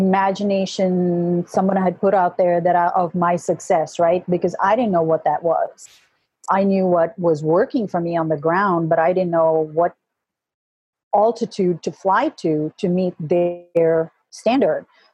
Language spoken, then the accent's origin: English; Kuwait; now in United States; I was born and raised in Kuwait, but my heritage is Indian and British